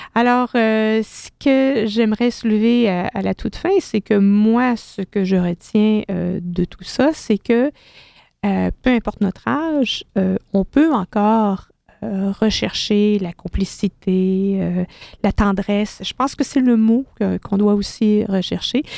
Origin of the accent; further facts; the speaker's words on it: Quebec, Canada; chez nous, au Québec